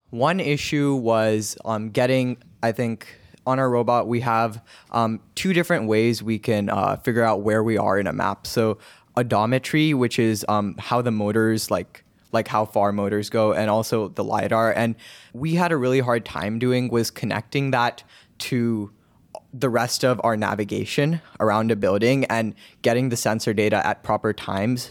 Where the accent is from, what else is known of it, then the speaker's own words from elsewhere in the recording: Cupertino, California, United States; I'm from Cupertino